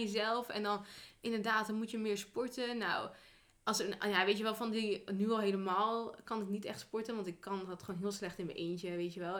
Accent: northern Netherlands, Netherlands; naar het noorden, hè, naar waar ik vandaan kom.

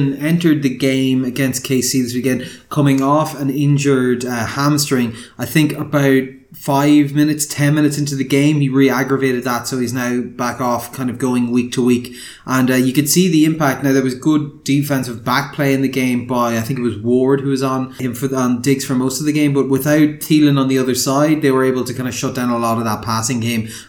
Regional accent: Ireland; moved away as an adult; also born or lived in Donegal / Galway; as an Irishman

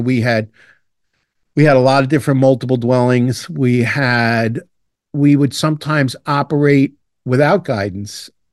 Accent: New York City, New York, United States; also born or lived in Dublin, Ireland / Long Island, New York; I grew up in Brooklyn, New York, and my dad was a firefighter

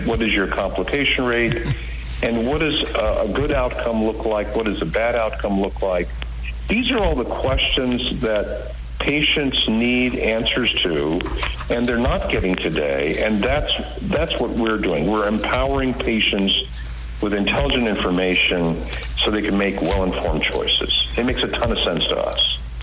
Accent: Washington, United States; also born or lived in India; came here at the age of one in 1962.

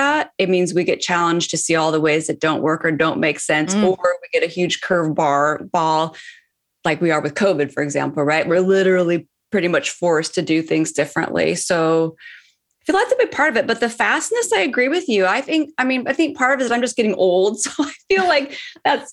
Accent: Seattle, Washington, United States; now in Los Angeles, United States; I'm currently in Los Angeles, but I'm from Seattle. So Seattle is my hometown, but hanging out here

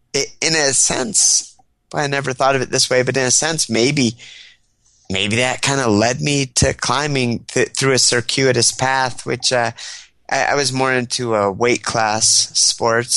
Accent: State College, Pennsylvania, United States; also born or lived in Washington State; He got a job at Penn State University in State College, Pennsylvania, Happy Valley. Mm-hmm. And so from the, I guess I was like two when we moved there. And so that's the town I grew up

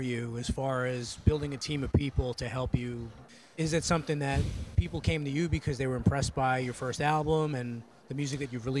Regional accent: New York City, New York, United States; now in Northern Maryland, United States; One of the few venues from when I was growing up in New York that still exists.

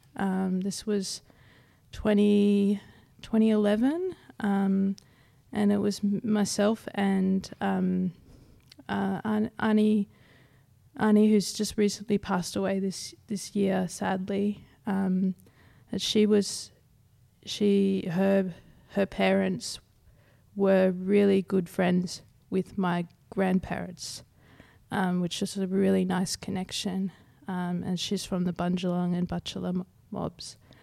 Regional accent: South East Queensland, Australia; grew up in South East Queensland, so I've never been too far away from country

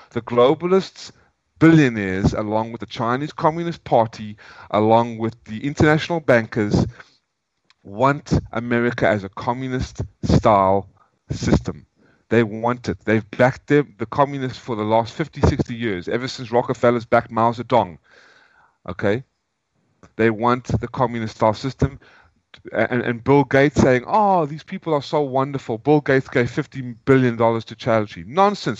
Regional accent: South Africa; moved away; also born or lived in United States; I'm a South African, but now I'm an American. I'm no longer going to call myself a South African.

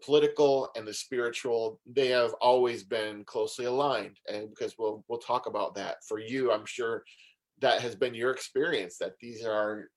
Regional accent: Syracuse, New York, United States; I grew up in Syracuse, New York, and I grew up in a fairly traditional Italian Roman Catholic family

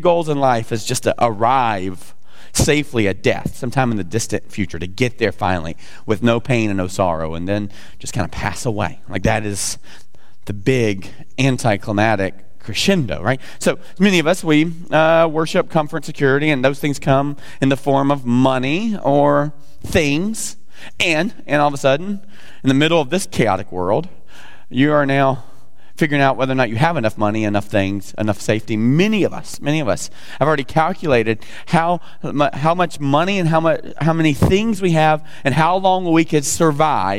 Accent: the South, United States; I'm from the South.

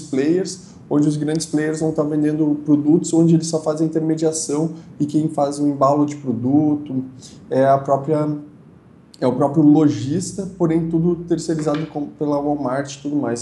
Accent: Feliz, Rio Grande do Sul, Brazil; eu sou natural da cidade de Feliz, uh, que é aqui no Rio Grande do Sul.

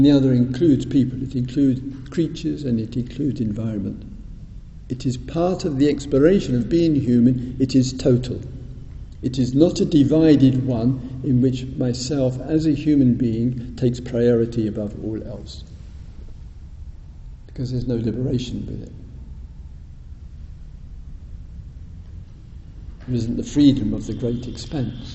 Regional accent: United Kingdom; being British

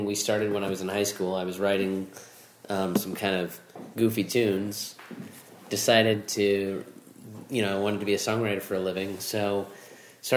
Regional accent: Orlando, Florida, United States; I grew up here in Orlando

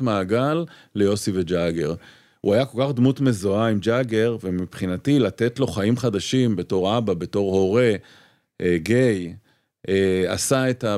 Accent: Petah Tikva, Central District, Israel; moved away as an adult; also born or lived in Tel Aviv; גדלתי בפתח תקווה, uh, שיכון כזה, רכבת

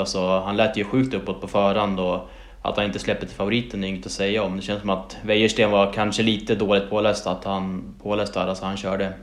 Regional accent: Umeå area, Västerbotten County, Sweden; born or raised there

